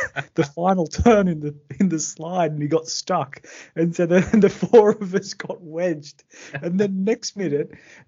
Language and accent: English; Australia; I'm from Sydney